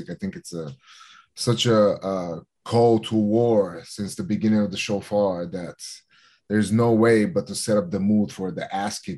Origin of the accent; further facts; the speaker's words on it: Los Angeles, California, United States; And the time was right in Los Angeles, California, for my kind of my hometown in in, in America, for me to to make a big comeback.